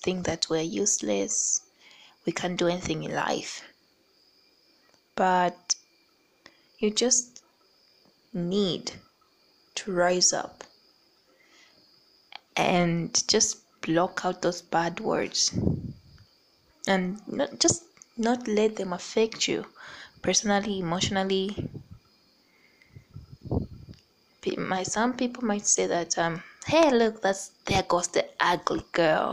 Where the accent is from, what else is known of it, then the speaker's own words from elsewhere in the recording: Zambia; I'm from Zambia, a small country called Zambia.